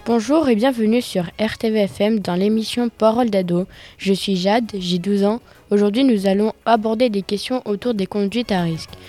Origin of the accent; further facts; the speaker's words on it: Avignon, Provence-Alpes-Côte d'Azur, France; j'ai 14 ans, je viens d'Avignon et je suis au collège François Raspail